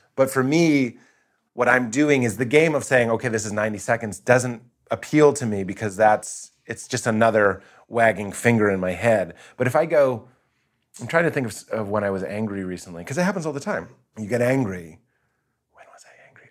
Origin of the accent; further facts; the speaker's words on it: East Coast, United States; I'm East Coast, my parents Lithuanian